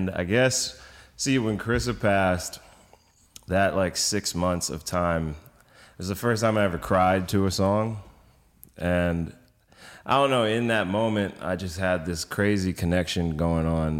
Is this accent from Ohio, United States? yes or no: no; New York City, New York, United States; I grew up in Brooklyn